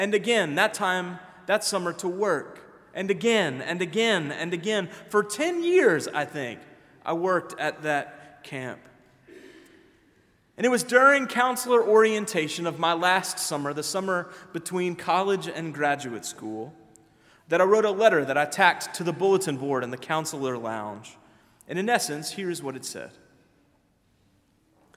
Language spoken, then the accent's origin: English; Memphis, Tennessee, United States; now in Decatur, United States; my hometown of Memphis